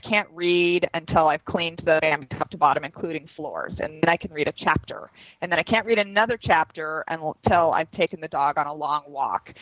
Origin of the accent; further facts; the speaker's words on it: Seattle, Washington, United States; I'm from Seattle, where we sell wine in grocery stores.